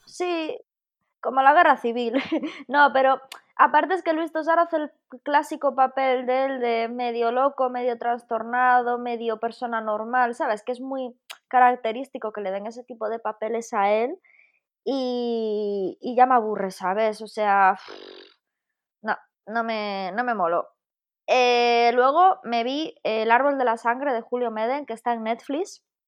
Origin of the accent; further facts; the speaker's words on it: a village near Jaca, Aragon, Spain; aquí en mi pueblo tenemos cine, cine, pero en Jaca, que está aquí al ladito